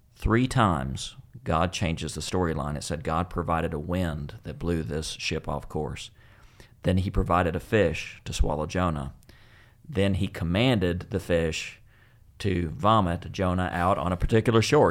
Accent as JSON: {"language": "English", "region": "West Texas", "country": "United States", "tie": "born or raised there", "said": "growing up in West Texas"}